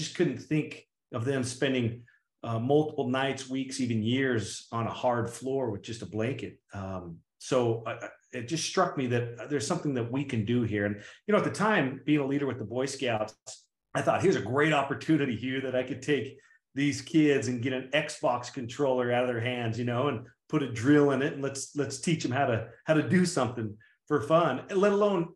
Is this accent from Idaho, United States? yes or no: yes; Idaho, United States; I'm just a farm kid from Idaho. I grew up in Idaho, small town Idaho.